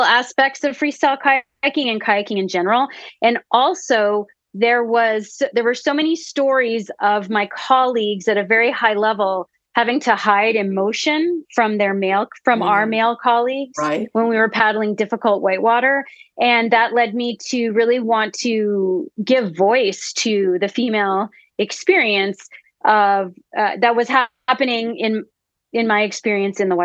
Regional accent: Canada; I'm originally from Canada. I grew up in between Ottawa and Montreal

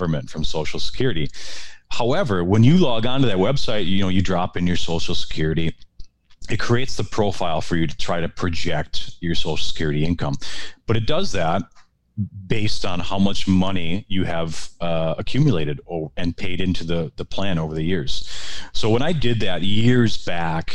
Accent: Wisconsin, United States; moved away as an adult; also born or lived in Minneapolis; I'm from Wisconsin. I'm a Wisconsin guy

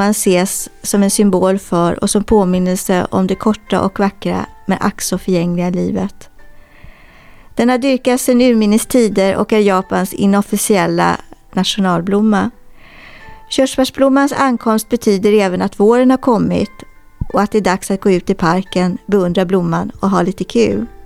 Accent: Poland; Swedish is a second language; now in Sweden; Ehm, jag är från Polen men jag bor i Sverige.

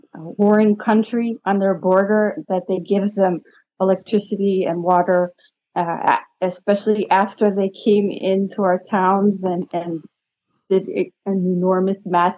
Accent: United States; now in Israel; I was born in America

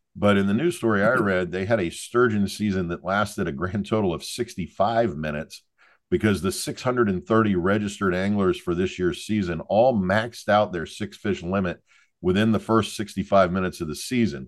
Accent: Southern United States, United States; now in Florida, United States; We're Southerners

